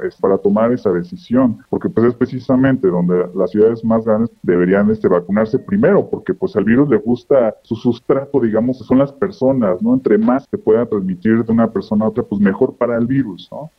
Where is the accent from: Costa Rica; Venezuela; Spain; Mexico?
Mexico; nuestro país